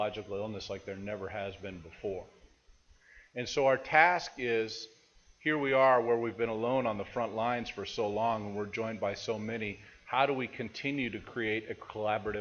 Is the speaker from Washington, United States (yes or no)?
yes; Seattle, Washington, United States; I'm from Seattle